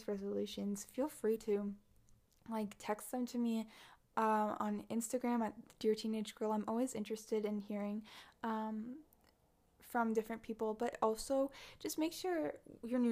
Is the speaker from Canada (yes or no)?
yes; Canada; I was also in two lockdowns in 2021 because I'm Canadian